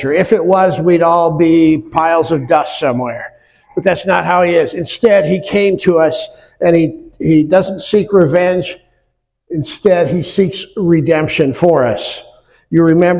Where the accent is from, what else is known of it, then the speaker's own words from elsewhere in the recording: near Wells Blue Bunny plant, Iowa, United States; now in West Michigan, United States; I grew up near the Wells Blue Bunny, largest ice cream plant in the world